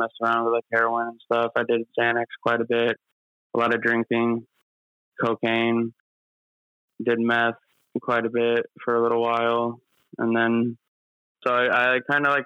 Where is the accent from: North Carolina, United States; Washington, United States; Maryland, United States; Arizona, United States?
Arizona, United States; I grew up in Arizona